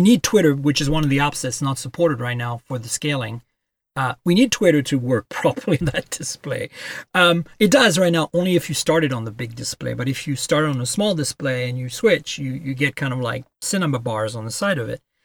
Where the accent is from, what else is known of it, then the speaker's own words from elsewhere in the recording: France; also born or lived in Canada; now in United States; I grew up in France